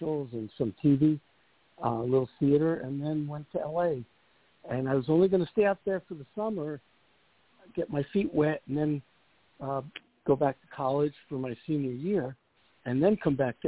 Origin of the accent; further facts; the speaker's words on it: New York City, New York, United States; moved away as an adult; also born or lived in Pennsylvania / Los Angeles; I was born in Brooklyn, in the Flatbush section of Brooklyn, and had a great upbringing there, went to public schools, and then Erasmus Hall High School